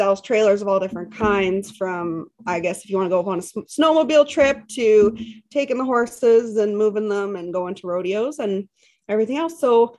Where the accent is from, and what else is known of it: Canadian prairies, Canada